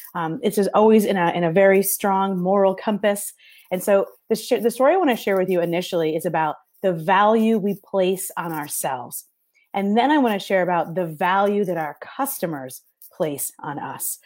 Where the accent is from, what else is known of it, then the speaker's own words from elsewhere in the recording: New York, United States; now in Detroit, United States; I am in Detroit, Michigan. I'm originally from New York, so if I talk funny, that's why